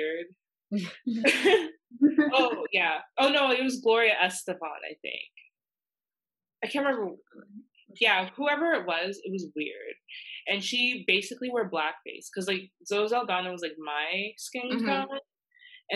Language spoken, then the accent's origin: English; the South, United States; a young Black woman in the South